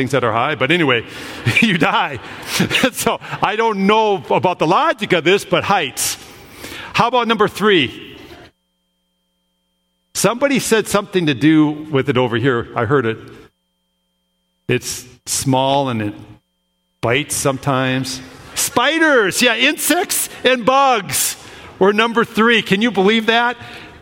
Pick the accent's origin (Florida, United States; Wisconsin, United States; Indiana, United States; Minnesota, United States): Minnesota, United States; I grew up in Minnesota.